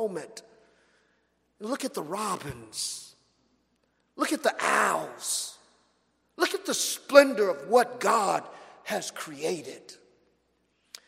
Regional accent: Los Angeles, California, United States; now in Florida, United States; I'm from Los Angeles.

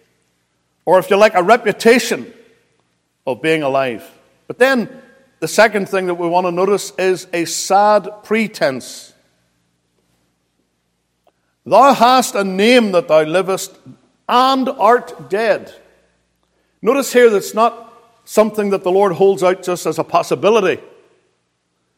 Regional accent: Northern Ireland, United Kingdom; moved away as an adult; now in United States; I come from Northern Ireland, even though I've lived in the States for 23 years.

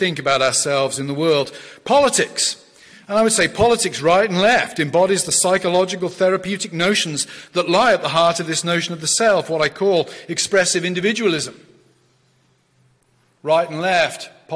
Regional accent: South West England, United Kingdom; moved away as an adult; I'm from the West Country of England.

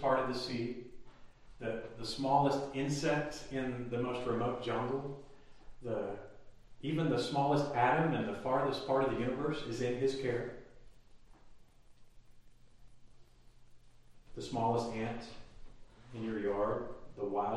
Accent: Texas, United States; now in Tennessee, United States; I'm a Texan, you'd think it's in my blood, but it doesn't seem to be

